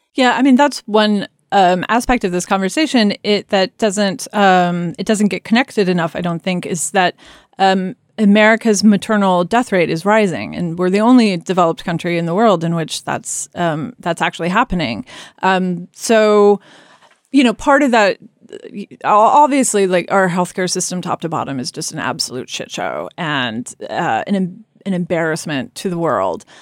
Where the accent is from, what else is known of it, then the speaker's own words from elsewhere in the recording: Kansas, United States; I grew up in Kansas